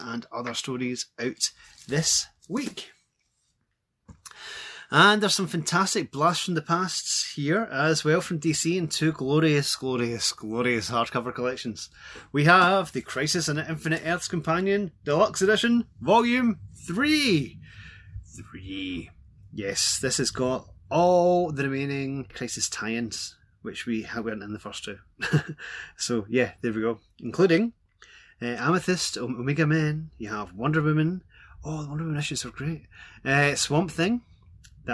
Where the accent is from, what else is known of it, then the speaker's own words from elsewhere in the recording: Glasgow, Scotland, United Kingdom; As you can probably tell from my voice, I'm from Glasgow.